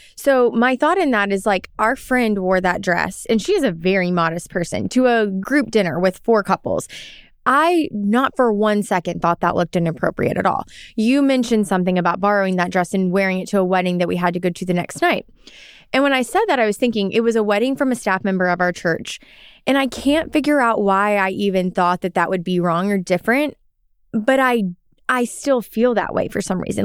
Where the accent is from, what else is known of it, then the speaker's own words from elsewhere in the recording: Arkansas, United States; moved away as an adult; I grew up in Arkansas, so the South